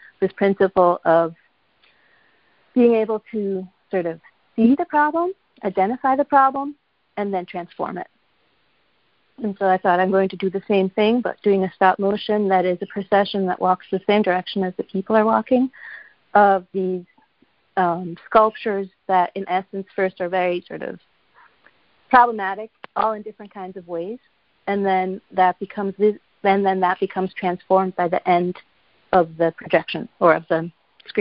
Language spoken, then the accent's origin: English; Switzerland; moved away; I'm from Switzerland originally